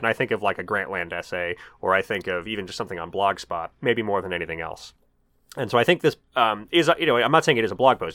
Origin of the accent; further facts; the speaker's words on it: Denver, Colorado, United States; moved away as an adult; also born or lived in Kansas City, Missouri / Kansas; now in Minnesota, United States; I grew up in Denver and went to college in Kansas City, Missouri